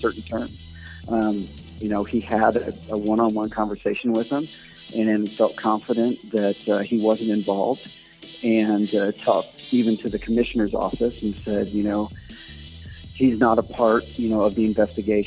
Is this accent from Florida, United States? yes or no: no; St. Louis, Missouri, United States; I grew up in St. Louis, you know, Cardinal fan my whole life